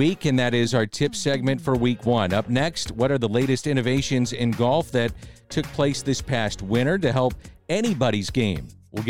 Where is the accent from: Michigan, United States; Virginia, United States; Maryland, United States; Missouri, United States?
Missouri, United States; St. Louis; we're from St. Louis, Missouri.